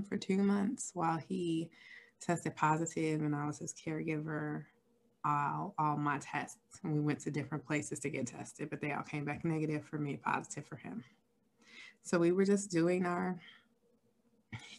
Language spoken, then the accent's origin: English; Chicago, Illinois, United States; moved away; I am originally from Chicago, Illinois